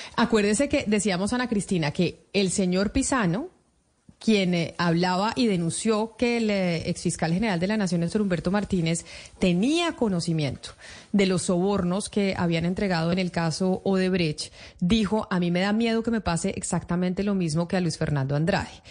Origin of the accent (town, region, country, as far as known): Colombia